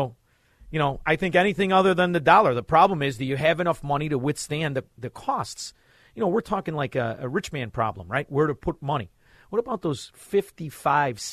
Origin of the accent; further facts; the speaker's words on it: Melrose Park, Illinois, United States; we're from Melrose Park